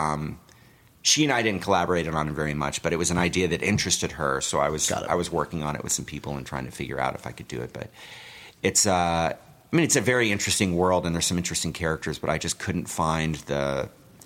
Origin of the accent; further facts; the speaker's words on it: Los Angeles, California, United States; I grew up in the Valley